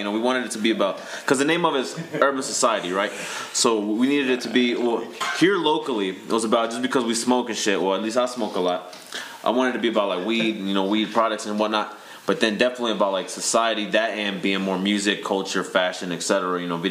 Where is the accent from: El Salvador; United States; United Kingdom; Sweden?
United States; Kansas City; I'm from Kansas City, right? I'm from the Midwest.